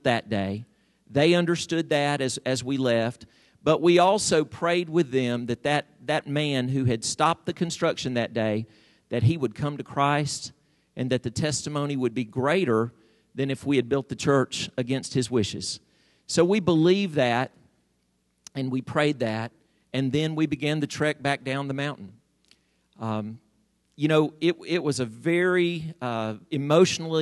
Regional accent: United States; I'm an American

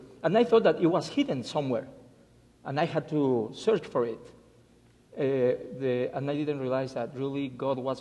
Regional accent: Mexico City, Mexico; English is a second language; moved away as an adult; also born or lived in Guadalajara; now in Alabama, United States; I was born and raised in Mexico City

